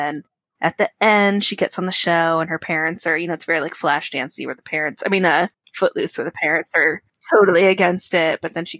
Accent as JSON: {"language": "English", "region": "Connecticut", "country": "United States", "said": "I'm from Connecticut, not Jersey."}